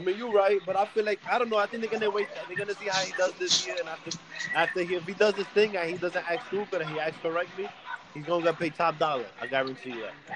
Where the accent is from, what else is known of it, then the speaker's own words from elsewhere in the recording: New York City, New York, United States; We're from New York